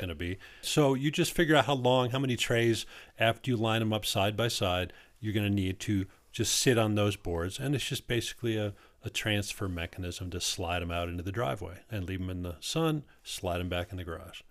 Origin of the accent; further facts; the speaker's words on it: Wisconsin, United States; also born or lived in Southwest Colorado; now in Colorado, United States; I'm from Wisconsin. They had rhubarb pie when I was growing up